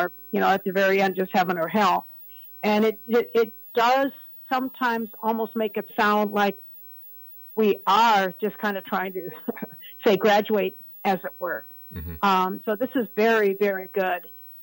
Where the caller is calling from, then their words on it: Cleveland, Ohio, United States; I'm calling from Cleveland, Ohio.